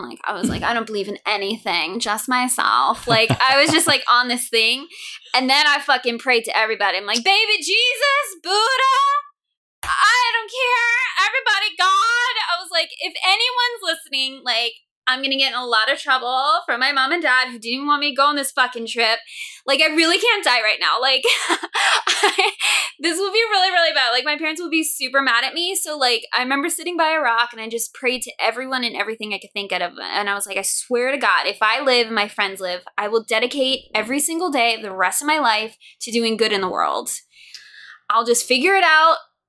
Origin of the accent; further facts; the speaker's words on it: New York, United States; I lived in New York, so I'm from New York. I was in New York for 9/11. I was on Long Island for that, which thankfully we were all safe.